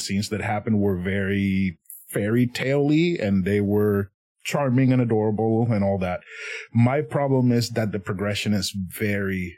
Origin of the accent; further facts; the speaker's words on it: Puerto Rico; first language Spanish; English is a second language; I'm originally from Puerto Rico, so my first language is Spanish